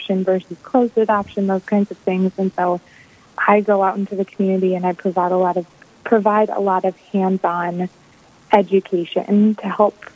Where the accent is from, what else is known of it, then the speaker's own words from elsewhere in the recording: St. Paul, Minnesota, United States; now in Bismarck, United States; I'm originally from St. Paul, Minnesota, but I now live in Bismarck with my husband